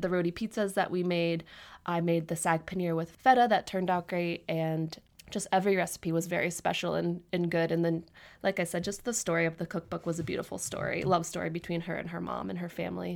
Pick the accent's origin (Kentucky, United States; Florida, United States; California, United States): Kentucky, United States; Northern; moved away as an adult; now in Louisville, United States; I'm originally from the Northern Kentucky area